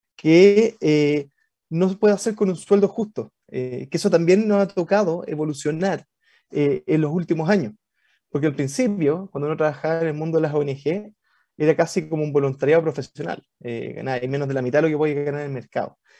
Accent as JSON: {"language": "Spanish", "region": "Valparaíso", "country": "Chile", "said": "Yo, soy porteño, eh, de Valpo, guanderino."}